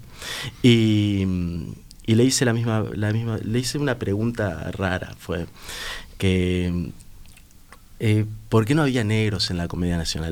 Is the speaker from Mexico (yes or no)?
no; barrio La Teja, Montevideo, Uruguay; salía del liceo, del liceo Bausá, que está enfrente, iba ahí y en vez de estar en la calle, en el barrio La Teja, donde vivo yo